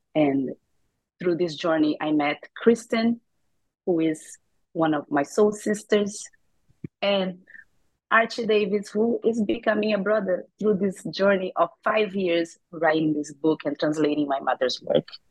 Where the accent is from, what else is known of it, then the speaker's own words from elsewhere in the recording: Rio de Janeiro, Brazil; moved away; also born or lived in New York; I grew up in Rio de Janeiro, Brazil